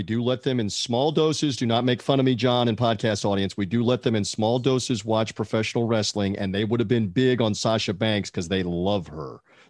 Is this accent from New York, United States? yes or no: no; Memphis, Tennessee, United States; moved away; also born or lived in Tampa, Florida; I grew up in and around Memphis, Tennessee, and in Tampa, Florida, and those are wrestling hotbeds in the South.